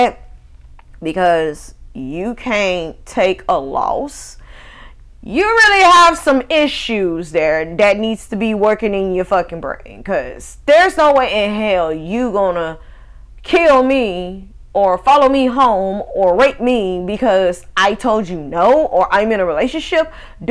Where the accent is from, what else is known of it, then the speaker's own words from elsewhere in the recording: Northwest Mississippi, United States; moved away as an adult; I left my home state of Mississippi when I was like 19 going on 20